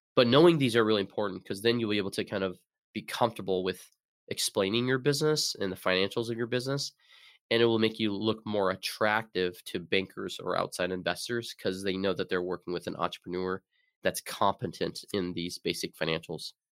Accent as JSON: {"language": "English", "region": "Arizona", "country": "United States", "also_born_or_lived": "Seattle", "moved": "as an adult", "lives_now": "Burlington, United States", "said": "I'm originally from Arizona."}